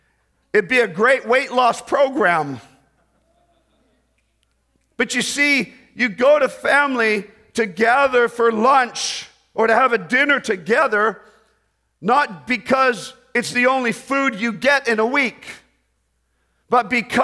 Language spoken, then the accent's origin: English; Canada; When we moved back into Canada, my mom and dad had always been part of the Baptist churches that supported us. So when we moved back to Canada, I grew up in a Baptist church.